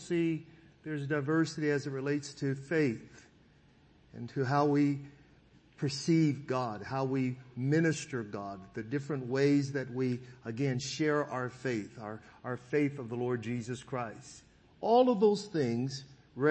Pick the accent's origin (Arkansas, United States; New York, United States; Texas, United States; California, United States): California, United States; Sacramento; also born or lived in Foothill Farms, California; I was raised in the Del Paso Heights community in Sacramento, and later my family would be we would actually move into an area called Foothill Farms